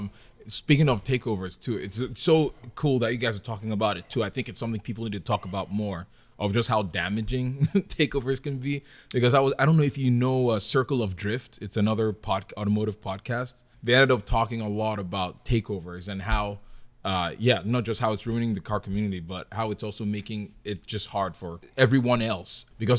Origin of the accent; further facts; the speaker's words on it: Nigeria; accent: Nigerian; Going back to our main topic of selection, which is do's and don'ts, or I said it with my Nigerian accent.